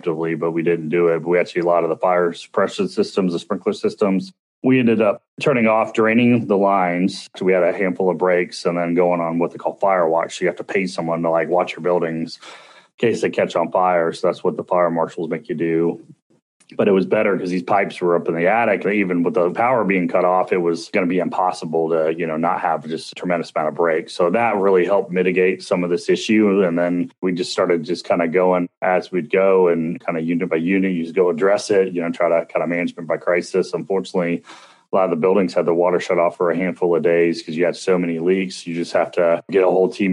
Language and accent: English; Dallas, Texas, United States; I grew up here my entire life. I grew up in Dallas, Texas, and sorry, suburban Dallas